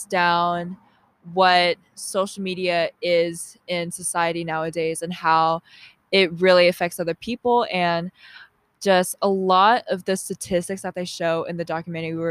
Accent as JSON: {"language": "English", "town": "Milton", "region": "Georgia", "country": "United States", "tie": "born or raised there", "said": "I grew up in Georgia my whole life. I grew up in Milton, Alpharetta area."}